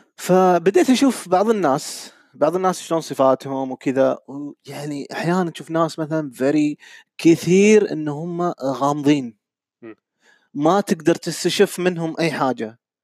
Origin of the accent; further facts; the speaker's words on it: Saudi Arabia; moved away as an adult; now in Kuwait; من السعوديه انا حاليا عايش بالكويت